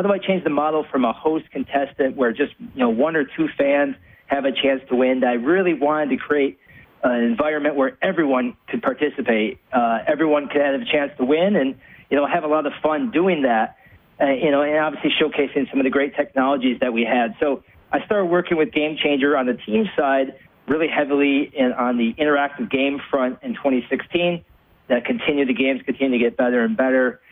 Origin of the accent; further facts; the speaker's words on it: United States; moved away as an adult; also born or lived in Edmonton, Canada; being an American